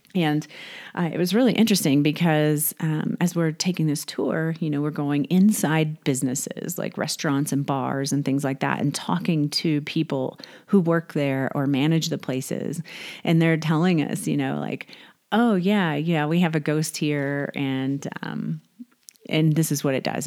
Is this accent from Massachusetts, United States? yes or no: no; Houston, Texas, United States; moved away; also born or lived in Northern California; I was raised in Texas, uh, Houston, Galveston area